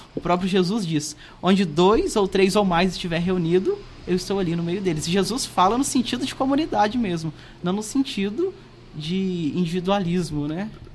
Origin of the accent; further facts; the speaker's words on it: Ewbank da Câmara, Minas Gerais, Brazil; moved away as an adult; now in Santos Dumont, Brazil; mas sou lá da cidade de Eubank da Câmara, onde sempre morei, né? Morei sempre em Eubank da Câmara